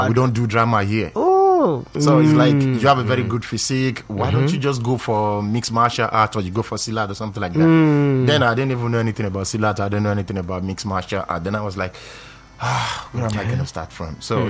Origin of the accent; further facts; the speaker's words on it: Lagos, Nigeria; moved away as an adult; now in Malaysia; I was born and raised here in Lagos, Nigeria. So I relocated to Malaysia about 8 years ago.